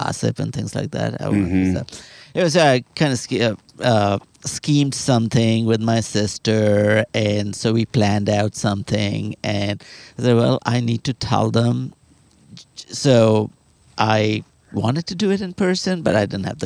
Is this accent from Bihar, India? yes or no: no; Kolkata, West Bengal, India; moved away as an adult; now in Austin, United States; my hometown is, Calcutta